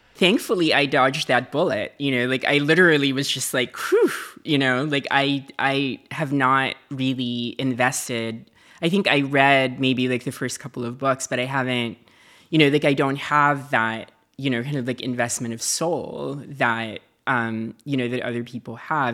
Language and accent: English; Philippines; moved away; I lived in a dictatorship. I lived in, you know, like, I grew up in the Marcus regime.